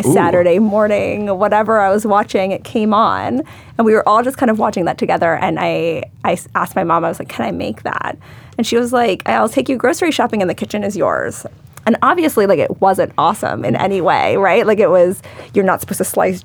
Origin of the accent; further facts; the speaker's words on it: Charlotte, North Carolina, United States; I grew up in Charlotte, North Carolina